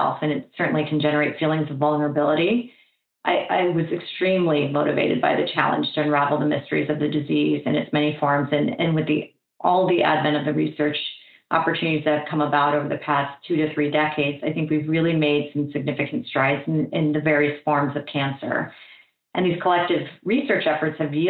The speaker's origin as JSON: {"language": "English", "region": "Florida", "country": "United States", "tie": "born or raised there", "moved": "yes", "said": "I had returned to my hometown in Florida"}